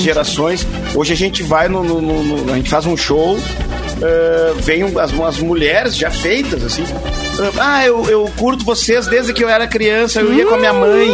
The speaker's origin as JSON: {"language": "Portuguese", "town": "Tupanciretã", "region": "Rio Grande do Sul", "country": "Brazil", "moved": "yes", "lives_now": "Campo Bom, Brazil", "said": "Eu que sou de Tupanciretã, né, do, interior do interior."}